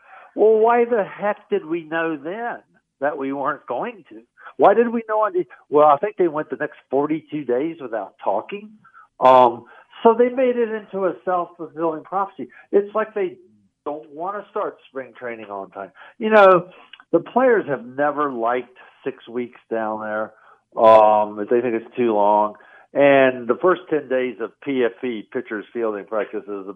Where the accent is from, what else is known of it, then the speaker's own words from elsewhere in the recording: Richmond, Virginia, United States; moved away; I grew up in Richmond, Virginia